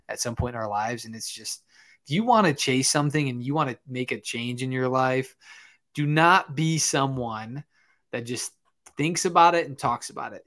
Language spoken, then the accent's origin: English; Michigan, United States; I'm actually from Michigan.